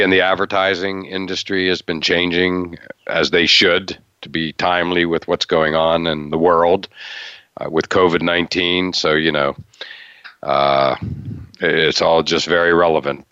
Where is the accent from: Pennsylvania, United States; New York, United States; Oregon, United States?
Pennsylvania, United States; half an hour from Penn State; growing up in uh, half an hour from Penn State, but only just as importantly, an hour and a half from the Maryland border, uh, growing up in Pennsylvania